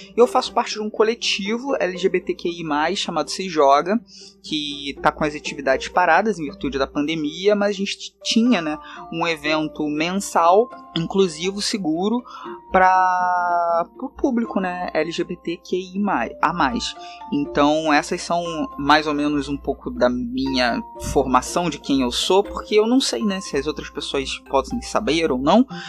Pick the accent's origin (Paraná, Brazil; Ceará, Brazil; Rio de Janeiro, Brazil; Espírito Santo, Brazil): Rio de Janeiro, Brazil; accent: carioca; o sotaque já diz, né, que eu sou do Rio de Janeiro, não tem como negar, né, esse, esse S chiado e esse R também.